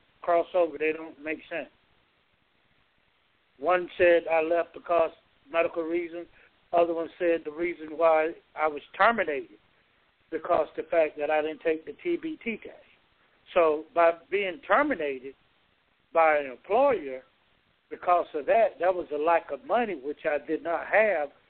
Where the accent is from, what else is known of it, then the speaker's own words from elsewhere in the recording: Georgia, United States; my hometown here